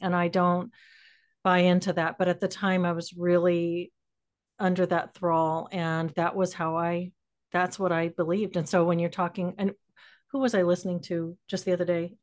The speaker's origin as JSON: {"language": "English", "town": "San Antonio", "region": "Texas", "country": "United States", "tie": "born or raised there", "said": "I grew up in, uh, South Central Texas"}